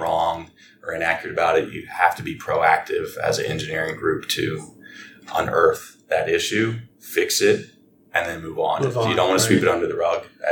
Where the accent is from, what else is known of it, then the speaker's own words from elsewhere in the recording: Frederick, Maryland, United States; I was born and raised here in Frederick